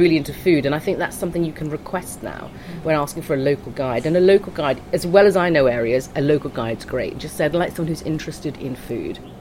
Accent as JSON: {"language": "English", "region": "Bangkok", "country": "Thailand", "tie": "born or raised there", "first_language": "Thai", "moved": "as an adult", "said": "I was born and brought up in Bangkok"}